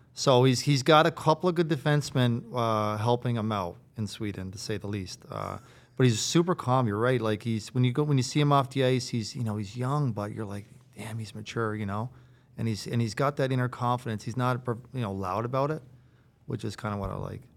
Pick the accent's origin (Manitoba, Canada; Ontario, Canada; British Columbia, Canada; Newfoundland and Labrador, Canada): Newfoundland and Labrador, Canada; Riverhead; also born or lived in Harbour Grace / Carbonear; I'm from Riverhead